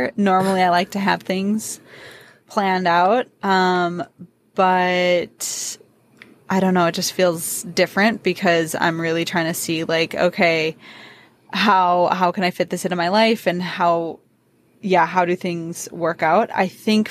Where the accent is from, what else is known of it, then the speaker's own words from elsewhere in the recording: Wisconsin, United States; I'm from Wisconsin